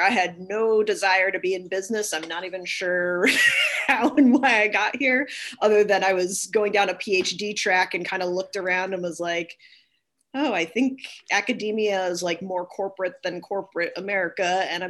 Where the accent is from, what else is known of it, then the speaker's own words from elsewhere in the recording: East Longmeadow, Massachusetts, United States; Yes, indeed. Yep, lived most of my life there, yep.